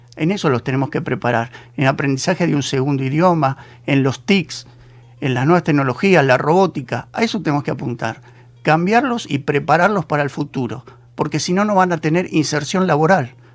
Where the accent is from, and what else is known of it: Argentina